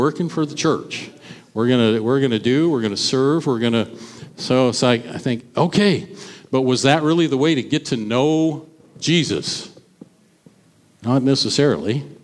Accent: Caldwell, United States; I grew up in Caldwell. I went to school at Van Buren, grades 1 through 4

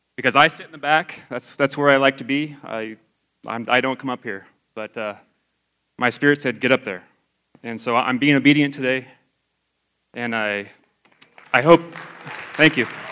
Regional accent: Idaho, United States; I grew up in Idaho.

